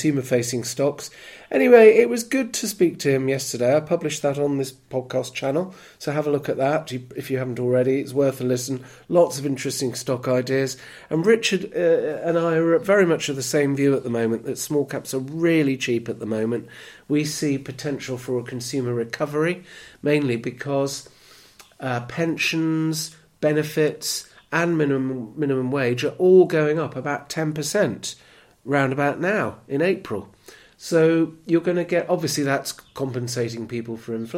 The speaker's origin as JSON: {"language": "English", "country": "United Kingdom", "said": "we're terribly parochial in the UK"}